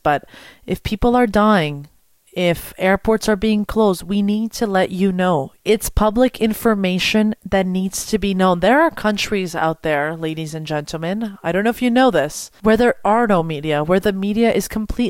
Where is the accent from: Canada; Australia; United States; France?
Canada; Montreal, Quebec; I'm from Montreal